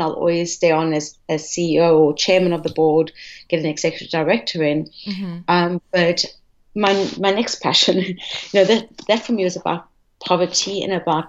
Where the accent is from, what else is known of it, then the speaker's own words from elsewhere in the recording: Durban, KwaZulu-Natal, South Africa; moved away as an adult; also born or lived in Johannesburg, South Africa / London, United Kingdom; now in New York, United States; I grew up in South Africa. I grew up actually in a town called Durban, which is a coastal town.